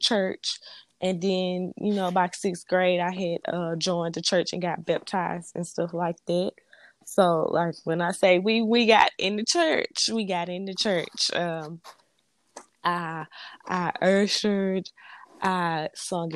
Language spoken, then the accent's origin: English; Louisiana, United States; moved away as an adult; now in Mississippi, United States; I am from Grandma, Louisiana.